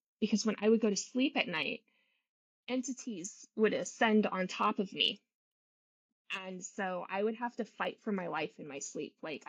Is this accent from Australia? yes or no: no; Germany; also born or lived in England; now in United States; I grew up, I was born in England, and we lived there for probably about 7 years. And then I was raised in Germany.